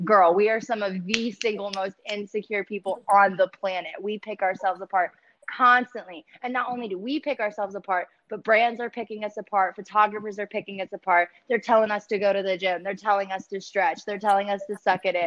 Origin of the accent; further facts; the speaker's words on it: Maryland, United States; moved away as an adult; also born or lived in Baltimore; now in Dallas, United States; I was very heavily invested in music when I was in Baltimore because I'm from Maryland. And I moved here about 3 years ago